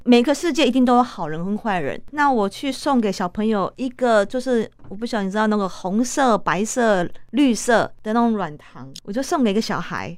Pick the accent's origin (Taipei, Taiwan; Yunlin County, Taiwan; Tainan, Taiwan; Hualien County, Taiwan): Tainan, Taiwan; 就在我二十三岁的时候，我因为我是台南人